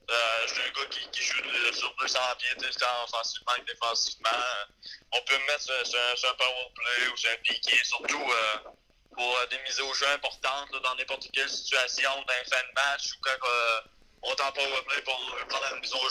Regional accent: Gaspésie, Quebec, Canada; moved away; chez nous en Gaspésie

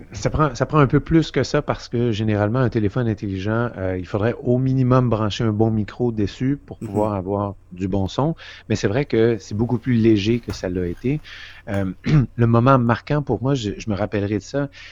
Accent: Quebec, Canada; moved away as an adult; also born or lived in Vancouver / Toronto / Washington; je viens du Québec

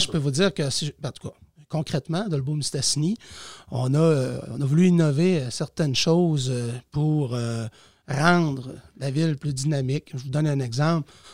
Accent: Saint-Méthode, Quebec, Canada; now in Dolbeau-Mistassini, Canada; Je suis un Cateuillet en ce sens que je viens de Saint-Méthode

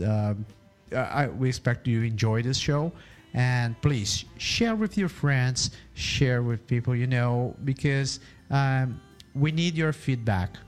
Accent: Brazil; moved away as an adult; now in Canada; I was born in Brazil. I'm a half Japanese guy, and I've been living here in Canada for the last

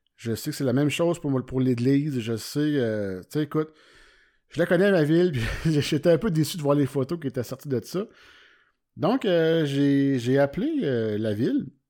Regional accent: Warwick, Quebec, Canada; Moi, je viens de Warwick, c'est un petit, village

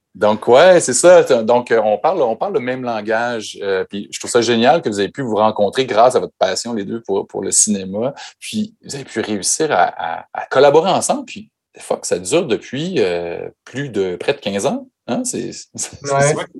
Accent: Chicoutimi, Quebec, Canada; mon bled perdu au, Québec, Chicoutimi, qui est à 5 heures de route de, Montréal

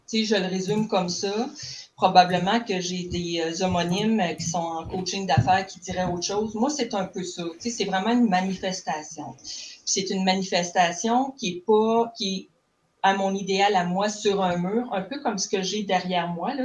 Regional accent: Cacouna, Quebec, Canada; moved away as an adult; je suis une fille du bas du fleuve, d'un petit village qui s'appelle Kakuna

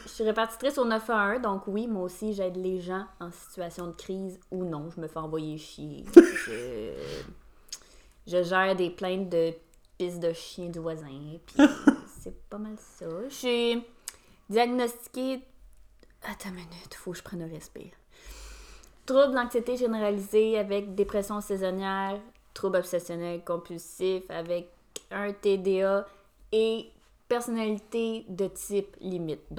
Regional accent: Laval, Quebec, Canada; born there; also born or lived in Lac-Saint-Jean / Mirabel / Saint-Lin / Sainte-Marthe; euh, je suis née à Laval.

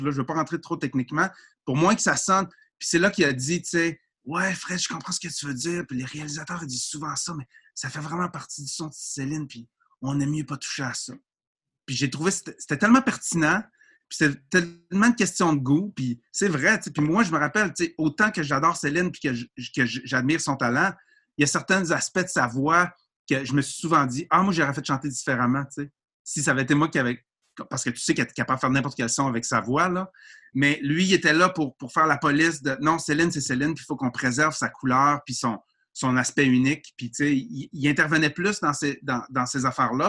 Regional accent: Quebec, Canada

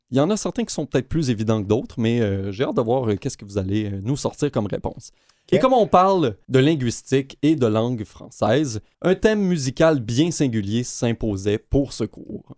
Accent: Quebec, Canada; nous-mêmes, en tant que Québécois

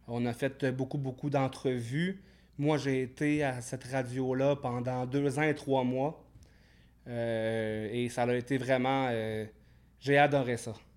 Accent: Alma, Quebec, Canada; À Alma, au Saint-Lac-Saint-Jean

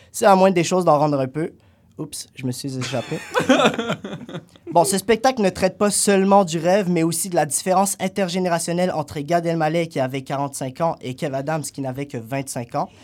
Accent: Algeria; now in Canada; dans mon pays d'origine, l'Algérie

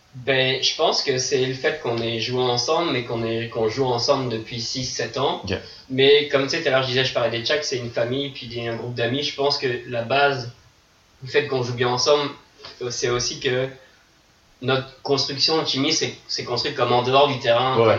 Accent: France; now in Montreal, Canada; je suis français

